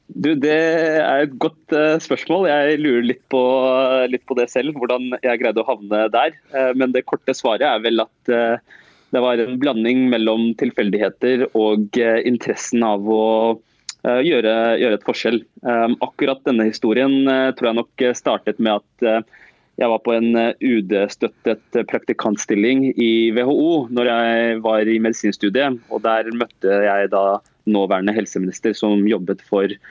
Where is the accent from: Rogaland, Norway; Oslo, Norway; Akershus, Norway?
Oslo, Norway; jeg er som sagt født og oppvokst eh, øst i Oslo, eh, på Stovner. det er der jeg har bodd hele livet mitt, og jeg bor der fortsatt